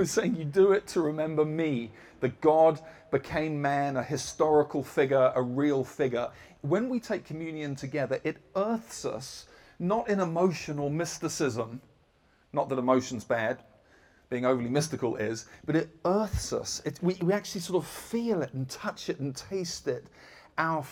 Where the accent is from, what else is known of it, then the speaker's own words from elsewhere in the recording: United Kingdom; I'm British.